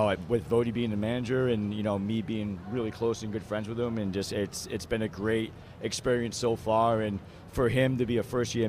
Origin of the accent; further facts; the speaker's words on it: Massachusetts, United States; accent: Massachusetts; I'm from Massachusetts